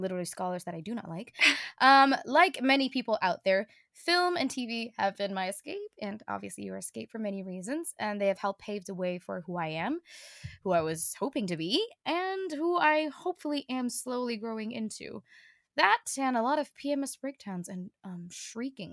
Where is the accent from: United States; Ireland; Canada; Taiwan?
Taiwan; English is a second language; my accent doesn't sound convincing at all when I say I'm locally bred Taiwanese sweet potato